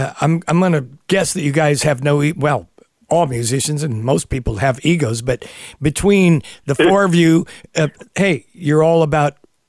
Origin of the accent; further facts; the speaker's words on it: San Leandro, California, United States; I grew up in Northern California in a little place near Oakland, California called San Leandro. But our neighborhood was very blue collar.